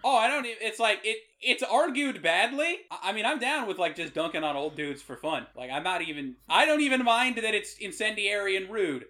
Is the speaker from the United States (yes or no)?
yes; Rhode Island, United States; I'm from Rhode Island